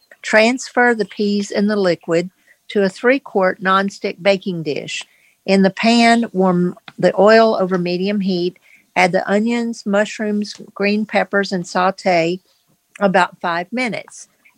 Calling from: Virginia, United States; I'm calling from Virginia.

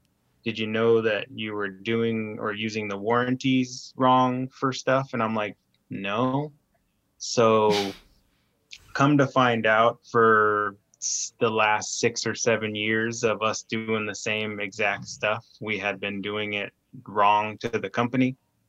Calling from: Roseburg, Oregon, United States; Oregon. Roseburg

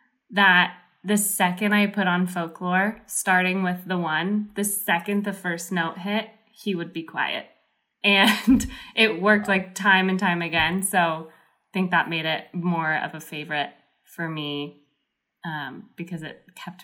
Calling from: Spokane, Washington, United States; I'm live from Spokane, Washington.

